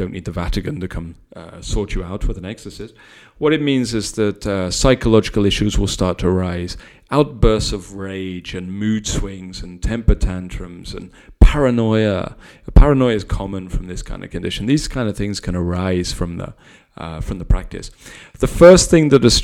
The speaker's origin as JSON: {"language": "English", "country": "United Kingdom", "said": "we're British"}